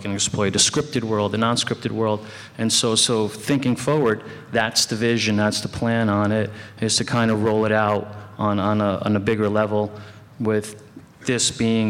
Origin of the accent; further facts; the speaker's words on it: New York City, New York, United States; I grew up in New York City, and I grew up going to Broadway theater.